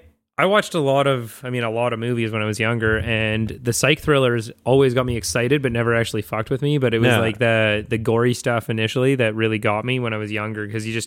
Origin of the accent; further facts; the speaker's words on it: North Vancouver, British Columbia, Canada; And I grew up in Vancouver, right? Or in North Vancouver.